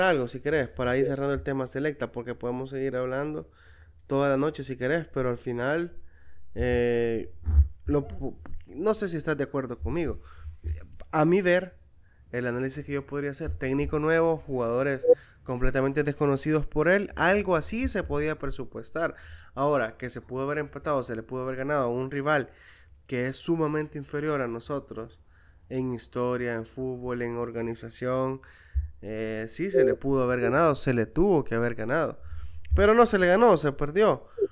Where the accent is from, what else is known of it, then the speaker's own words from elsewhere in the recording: El Salvador; yo también soy salvadoreño